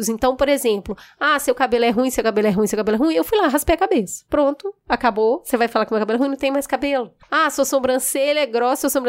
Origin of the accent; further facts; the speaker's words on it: Belo Horizonte, Minas Gerais, Brazil; Bom, eu fui criada num lugar muito humilde em Belo Horizonte, na periferia de Belo Horizonte.